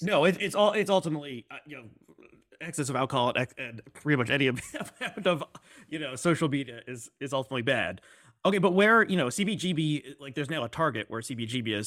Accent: United States; I'm, I'm American

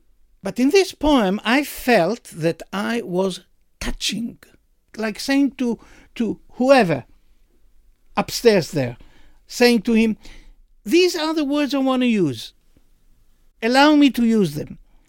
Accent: Jerusalem, Jerusalem District, Israel; born there; I was born in 1948 in the Hadassah Hospital on Mount Scopus during the war, the Independence War of Israel.

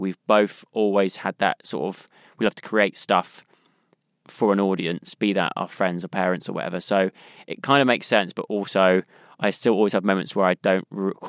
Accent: South West England, United Kingdom; accent: West Country; It's so weird how watching that back and seeing my accent's kind of changed.

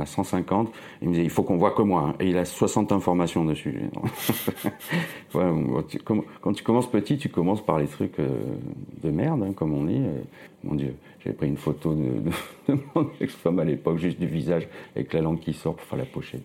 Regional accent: Nice, Provence-Alpes-Côte d'Azur, France; moved away as an adult; also born or lived in Toulouse / Paris; now in Romainville, France; je suis né en 70 à Nice, voilà, sous le soleil. Et puis j'ai fait mes études là-bas, euh, de graphiste, euh, après le bac

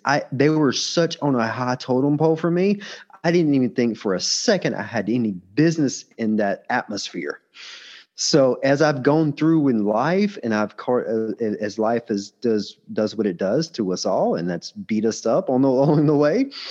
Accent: United States; as an American

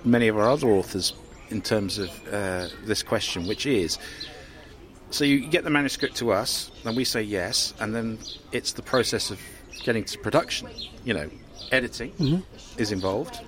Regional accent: Cambridge, East of England, United Kingdom; in my neck of the woods when I grew up in Cambridge

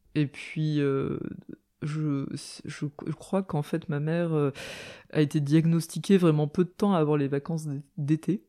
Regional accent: a small town in the suburbs of Nancy, Lorraine, Grand Est, France; j'ai grandi dans une petite ville en banlieue de Nancy, en Lorraine

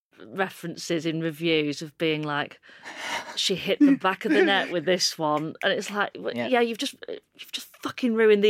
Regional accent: United Kingdom; accent: Northern

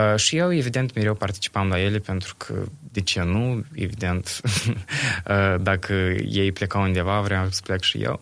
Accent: Bălți, Moldova; sunt din Bălți

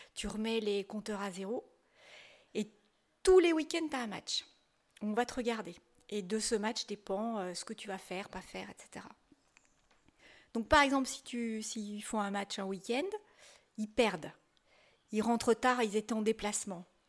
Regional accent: Saint-Étienne, Auvergne-Rhône-Alpes, France; je suis stéphanoise

